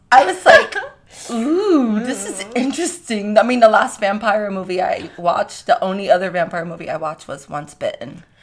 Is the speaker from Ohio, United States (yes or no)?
no; New York, United States; I'm from New York